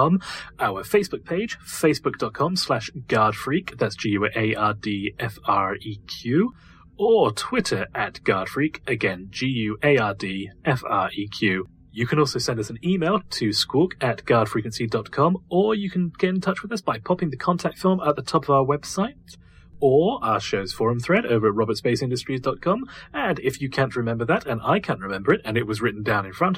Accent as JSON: {"language": "English", "country": "United Kingdom", "said": "If the accent hasn't given it away already, I am actually British"}